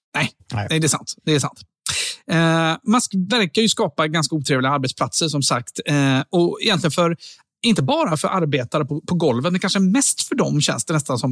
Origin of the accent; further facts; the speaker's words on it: Sweden; jag då som svensk